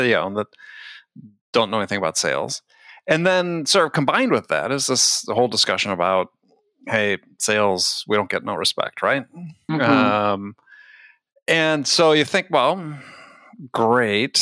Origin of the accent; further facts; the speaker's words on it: Wisconsin, United States; I grew up in Wisconsin